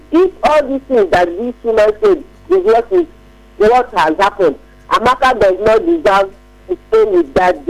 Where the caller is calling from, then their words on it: Ajah, Lagos, Nigeria; I'm calling from Aja.